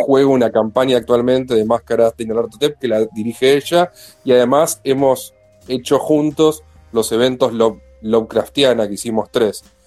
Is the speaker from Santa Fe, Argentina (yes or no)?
no; Villa Insuperable, Buenos Aires Province, Argentina; also born or lived in Mataderos, Buenos Aires; viví siempre cruzando la General Paz media cuadra en un barrio que tiene un nombre muy bueno, que es parte de la República de Mataderos, pero del lado de provincia, se llama Villa